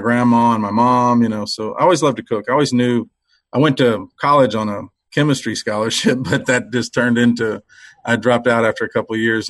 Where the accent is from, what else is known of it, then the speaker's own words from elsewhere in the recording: Cuero, Texas, United States; Well, I grew up in South Texas, Cuero, Texas, a little small town.